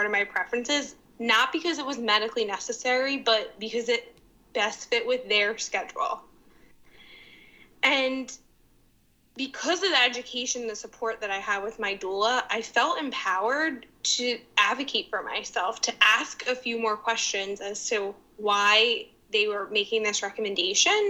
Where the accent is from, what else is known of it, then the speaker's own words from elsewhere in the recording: Narberth, Pennsylvania, United States; also born or lived in East Falls, Philadelphia; now in Philadelphia, United States; I am from Narberth, a small town in the Philly suburbs.